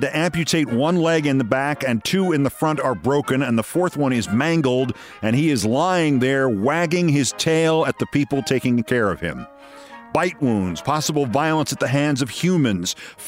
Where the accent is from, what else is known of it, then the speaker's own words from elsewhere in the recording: Westchester, New York, United States; I was from Westchester.